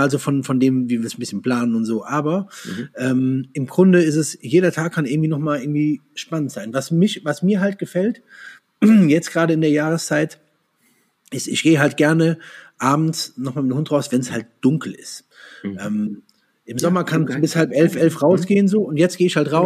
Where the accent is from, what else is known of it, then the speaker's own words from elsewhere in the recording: Andernach, Rhineland-Palatinate, Germany; Ich komme ja äh, Koblenz, aus der Koblenz, aus Andernach